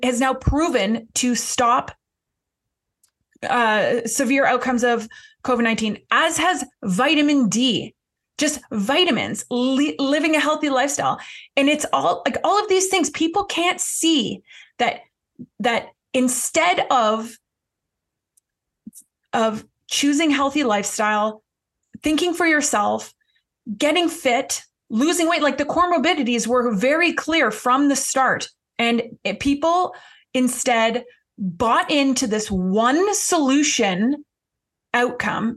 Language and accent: English; Canada; I'm Canadian